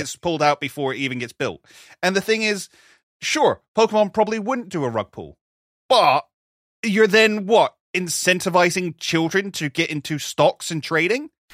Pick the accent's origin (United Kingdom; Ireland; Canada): United Kingdom; we're British